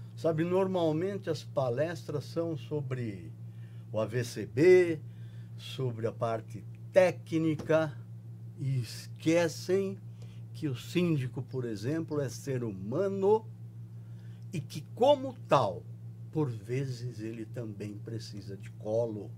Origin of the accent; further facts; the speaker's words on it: Limeira, São Paulo, Brazil; accent: caipira; moved away as an adult; eu sou caipira, eu vim lá de Limeira, no interior